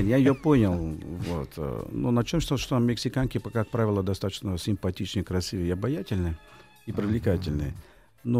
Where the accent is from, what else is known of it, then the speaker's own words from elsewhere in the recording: Rio de Janeiro, Brazil; Russian is a second language; moved away; Родился я в Рио-де-Жанейро, Бразилии, летом, в феврале.